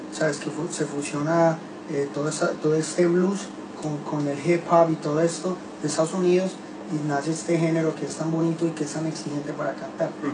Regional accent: Medellín, Antioquia, Colombia; soy de Colombia, de Medellín

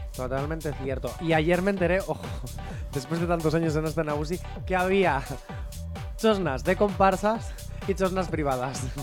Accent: Basque Country, Spain; soy vasco

